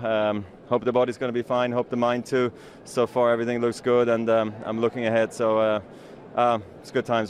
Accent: Basel, Basel-Stadt, Switzerland; here in my hometown of Basel.

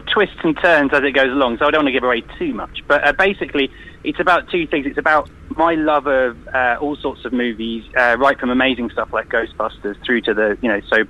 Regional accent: United Kingdom; I'm British

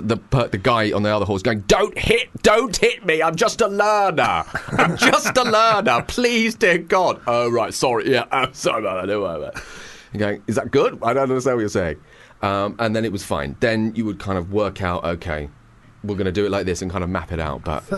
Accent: England, United Kingdom; being very English and drinking tea

